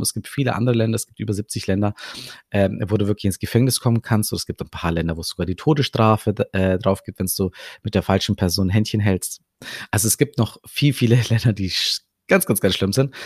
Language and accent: German; Germany; Aber ich bin hier in Deutschland aufgewachsen